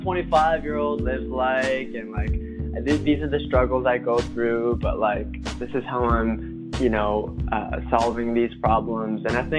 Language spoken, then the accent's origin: English; United States; growing up in America